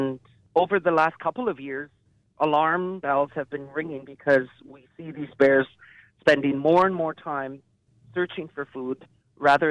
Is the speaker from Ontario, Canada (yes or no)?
no; Alert Bay, British Columbia, Canada; I come from Alert Bay in Numqui's territory